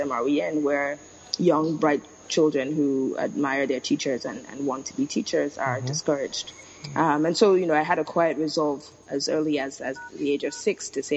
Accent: Lagos, Nigeria; So I was born and raised in Lagos, Nigeria. So grew up here and left for college.

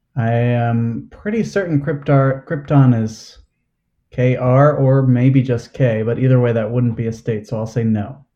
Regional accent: New Jersey, United States; moved away as an adult; now in Pittsburgh, United States; I've been in Pittsburgh about ten years. I'm from New Jersey originally

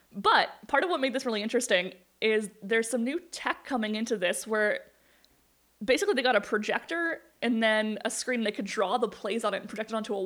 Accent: Morris, Manitoba, Canada; my hometown, Morris

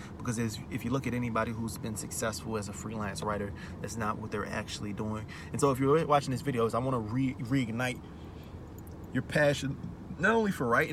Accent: Maryland, United States; moved away; I'm from Maryland. And I was living there at the time

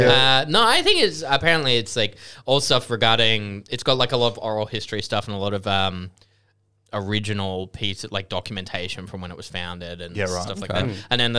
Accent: England, United Kingdom; growing up in England. Like your parents are like, we're going to the seaside and it's just ground up rocks.

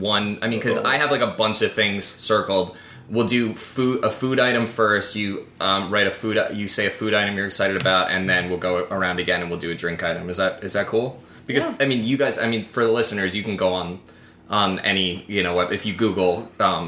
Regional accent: New York, United States; I'm from New York

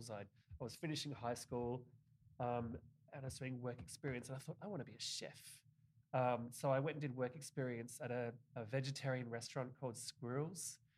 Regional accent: Tasmania, Australia; also born or lived in Victoria; I moved all over Australia. I grew up in Tasmania, which is the bottom state of Australia, very much like the Vermont of Australia, but but like uh, an island.

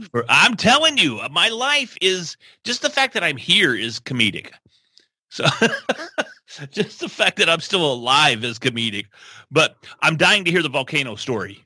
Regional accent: Texas, United States; We love trucks. We're from Texas

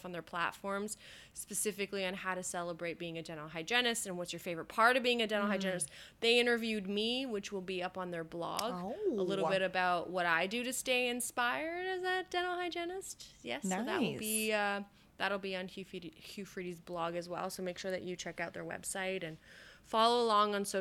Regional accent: Canada; I'm Canadian

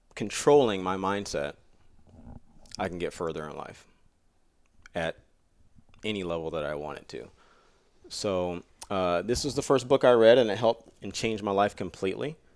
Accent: Jacksonville, Florida, United States; I grew up in Florida with my dad as a single dad and my grandmother, you know, raising me

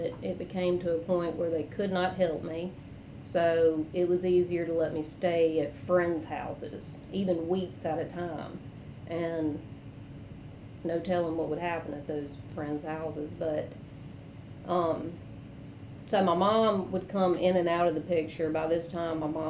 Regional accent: Rankin County, Jackson, Bolton, Clinton, Mississippi, United States; So I grew up in Rankin County, and then when my dad remarried, moved to Jackson. And then we moved to Bolton, and I started going to Clinton schools.

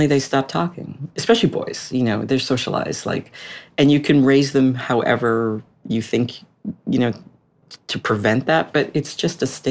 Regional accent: Boston, Massachusetts, United States; moved away as an adult; also born or lived in Washington, D.C.; I'm from Boston. We ended up buying a house accidentally, like a mile from my parents, which I never wanted to move home.

